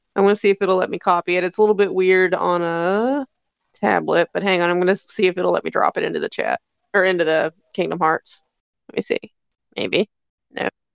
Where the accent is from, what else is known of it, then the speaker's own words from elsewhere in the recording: Louisville, Kentucky, United States; I am from Louisville